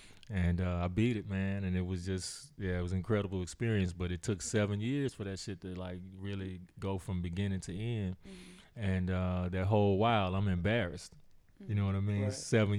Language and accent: English; Dallas, Texas, United States; I was raised in Dallas.